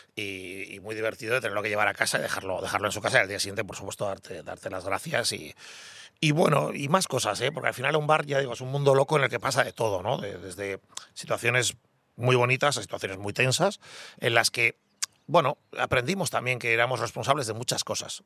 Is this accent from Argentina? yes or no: no; Basque Country, Spain; me considero muy vasco